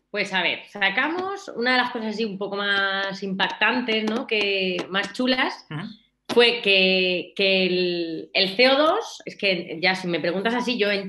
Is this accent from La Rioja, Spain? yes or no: no; Albacete, Castilla-La Mancha, Spain; Que yo en realidad soy de Albacete, eh, yo soy de Albacete. El jamón me lo llevo de Albacete, me lo llevaba en aquel momento de Albacete y el queso.